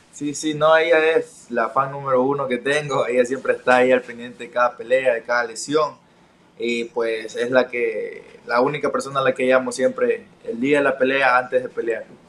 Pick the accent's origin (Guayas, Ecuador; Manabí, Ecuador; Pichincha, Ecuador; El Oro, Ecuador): El Oro, Ecuador; Pasaje; el centro de la ciudad, de donde nací